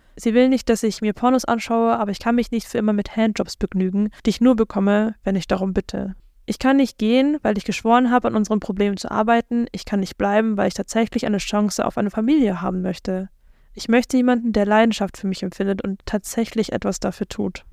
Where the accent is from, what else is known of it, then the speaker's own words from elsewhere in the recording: South Africa; now in Germany; ich komme ja aus Südafrika eigentlich